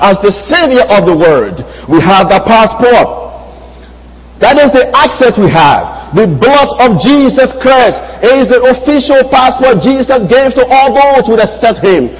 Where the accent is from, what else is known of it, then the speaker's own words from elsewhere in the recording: Liberia; moved away; I am from Liberia and I have a Liberian passport